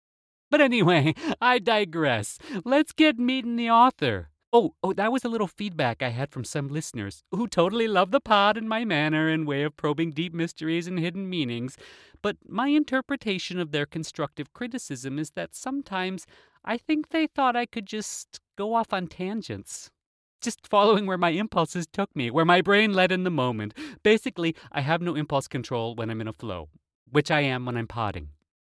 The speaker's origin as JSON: {"language": "English", "country": "United States", "said": "As an American, I would say paprika"}